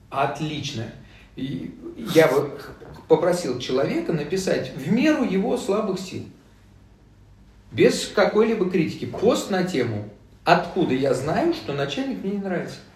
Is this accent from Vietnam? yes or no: yes; Vietnam; born there; я родился во Вьетнаме в 62 году